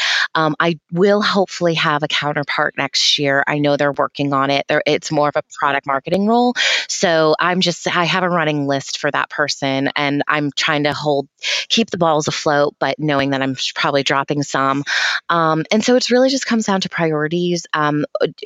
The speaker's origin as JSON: {"language": "English", "region": "New Hampshire", "country": "United States", "said": "I'm from New Hampshire"}